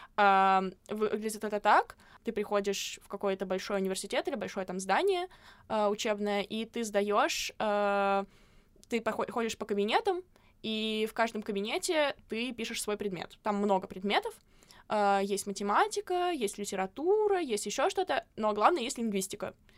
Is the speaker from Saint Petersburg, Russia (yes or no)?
yes; Saint Petersburg, Russia; я не из Москвы, я из Питера